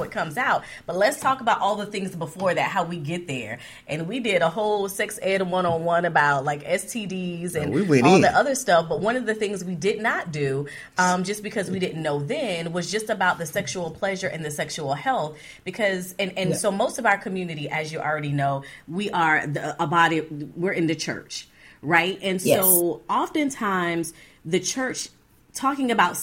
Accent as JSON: {"language": "English", "region": "Florida", "country": "United States", "tie": "born or raised there", "moved": "yes", "said": "We were from Florida originally."}